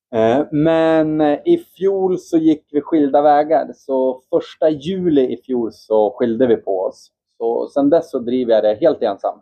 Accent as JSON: {"language": "Swedish", "town": "Östersund", "region": "Jämtland", "country": "Sweden", "said": "Jag är eh, från Östersund"}